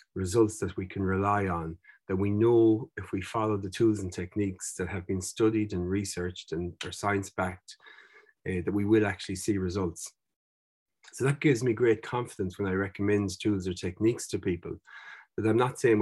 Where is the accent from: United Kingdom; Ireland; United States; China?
Ireland; Mayo, Connacht; I was growing up in Mayo